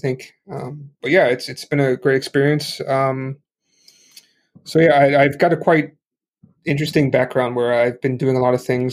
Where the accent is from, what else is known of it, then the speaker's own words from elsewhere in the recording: Chicago, Illinois, United States; moved away as an adult; now in Hong Kong; I'm a American originally from Chicago, living in Hong Kong